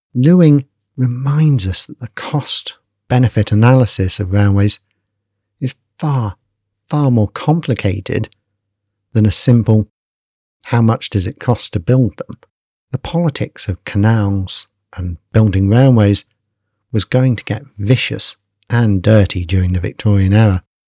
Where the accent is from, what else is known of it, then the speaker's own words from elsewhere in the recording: Basingstoke, South East England, United Kingdom; my hometown, which at that point was a sleepy agrarian town called Basingstoke